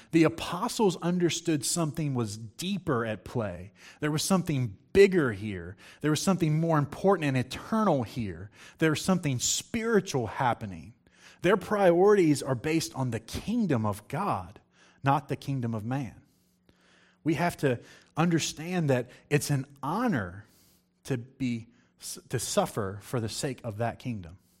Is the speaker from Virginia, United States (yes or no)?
yes; Virginia, United States; moved away; I was in a little country church in Virginia, um, preaching